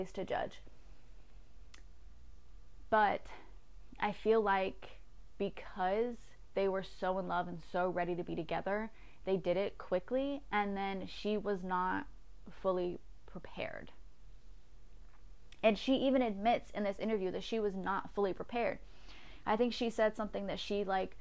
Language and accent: English; United States; I'm very American, very American